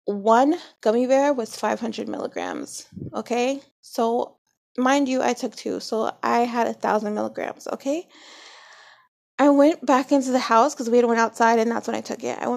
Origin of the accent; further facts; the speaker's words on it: New Jersey, United States; I grew up in Jersey